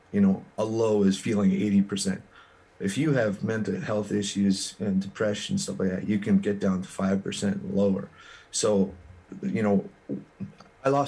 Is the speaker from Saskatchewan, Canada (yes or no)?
no; Kleefeld, Manitoba, Canada; i'm a kid from Kleefeld manitoba